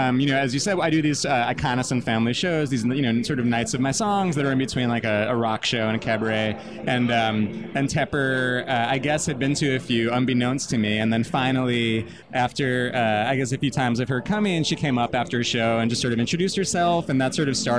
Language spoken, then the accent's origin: English; Long Island, New York, United States; I'm from Long Island originally